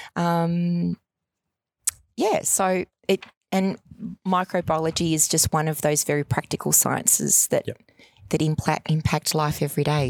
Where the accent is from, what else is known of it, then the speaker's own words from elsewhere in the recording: Melbourne, Victoria, Australia; I grew up in Altona Meadows in the 70s